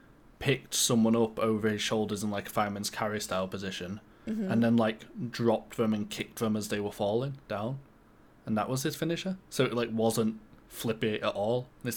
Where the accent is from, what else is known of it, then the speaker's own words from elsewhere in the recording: United Kingdom; I'm British.